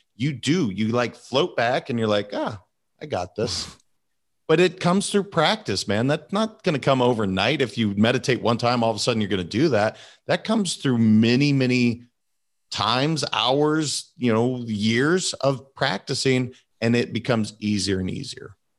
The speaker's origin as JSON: {"language": "English", "region": "Montana", "country": "United States", "tie": "born or raised there", "said": "I'm a kid from Montana. that's not necessarily something that we grew up talking about."}